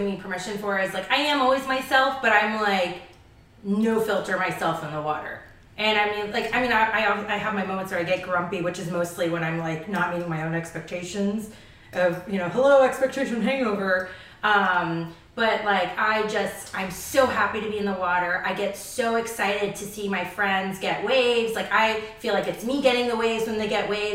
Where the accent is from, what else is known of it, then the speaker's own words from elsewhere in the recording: Charlotte Amalie, U.S. Virgin Islands; also born or lived in Florida; now in California, United States; I grew up in the Caribbean.